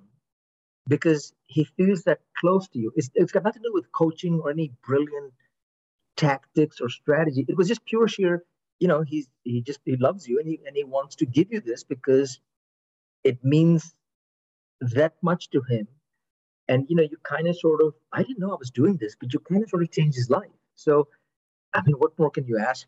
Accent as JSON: {"language": "English", "country": "United States", "said": "I'm American"}